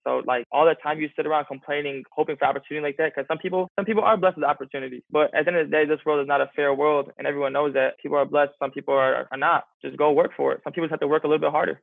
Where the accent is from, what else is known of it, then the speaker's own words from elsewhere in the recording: 40 minutes from Eastern Michigan, United States; It's 40 minutes from my hometown